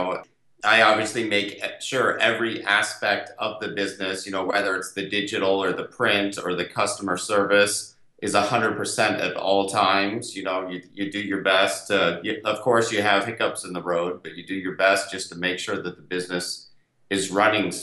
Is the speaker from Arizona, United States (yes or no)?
yes; Scottsdale, Arizona, United States; I grew up in Scottsdale, Arizona